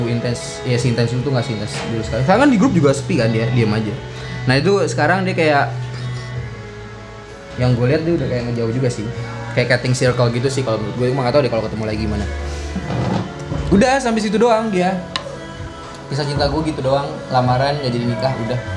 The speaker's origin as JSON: {"language": "Indonesian", "region": "West Sumatra", "country": "Indonesia", "said": "karena dilihatnya gue orang Padang"}